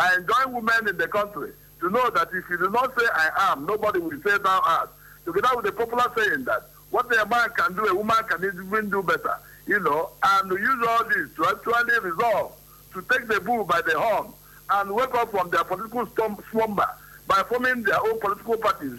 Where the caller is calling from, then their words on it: Imo, Nigeria; I'm calling from Imo State.